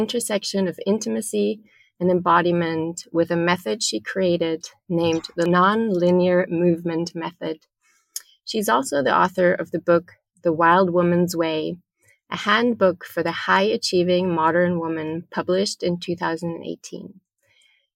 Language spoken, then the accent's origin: English; Germany; I'm originally from Germany.